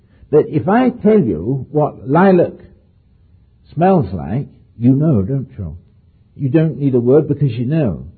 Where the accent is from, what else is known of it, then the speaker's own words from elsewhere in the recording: near Oxford, South East England, United Kingdom; on the farm where I was brought up near Oxford